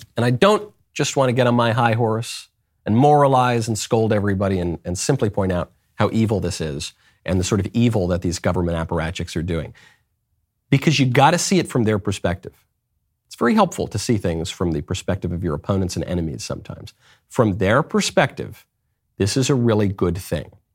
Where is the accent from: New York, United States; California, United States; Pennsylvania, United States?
New York, United States; moved away as an adult; also born or lived in Los Angeles; I'm from New York. I lived in L A for a long time.